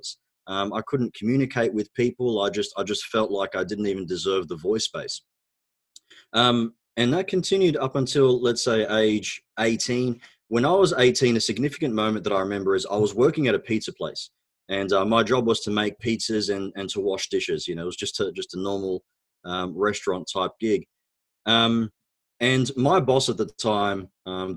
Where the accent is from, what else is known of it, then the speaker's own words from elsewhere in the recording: Australia; first language Arabic; English is a second language; also born or lived in Egypt; So I was actually born in Egypt. My background is Egyptian. Both my parents are Egyptian, of course. We immigrated to Australia when I was about 4 years old.